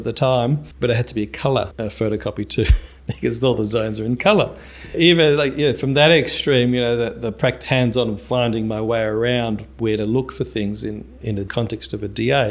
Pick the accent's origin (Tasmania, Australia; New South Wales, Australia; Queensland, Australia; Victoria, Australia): New South Wales, Australia; Sydney; Born and bred in Sydney in the eastern suburbs.